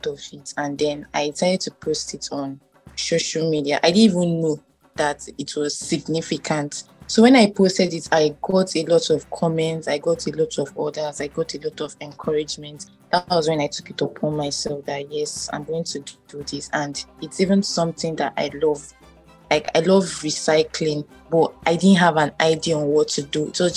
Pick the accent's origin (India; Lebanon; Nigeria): Nigeria; Benue; I'm from Benue State, right. Idoma by tribe.